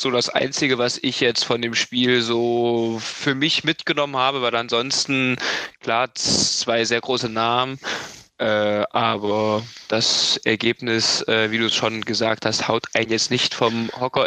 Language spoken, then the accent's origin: German; Hesse, Germany; als Hesse oder wir als Hessen